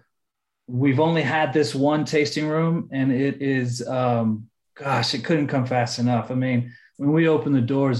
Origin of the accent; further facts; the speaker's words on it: Houston, Texas, United States; moved away as an adult; also born or lived in Sonoma, California; now in Austin, United States; I'm from Houston.